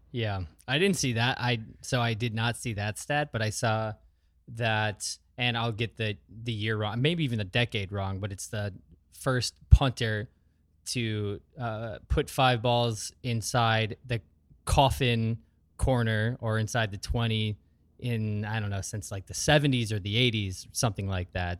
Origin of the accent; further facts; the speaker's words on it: Sheboygan, Wisconsin, United States; also born or lived in Wausau, Wisconsin; Most of my formative years were in the Sheboygan area